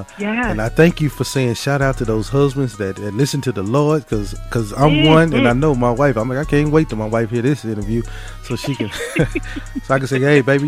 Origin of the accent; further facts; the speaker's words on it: South Mississippi, United States; moved away; I'm from Mississippi. I'm originally from South Mississippi.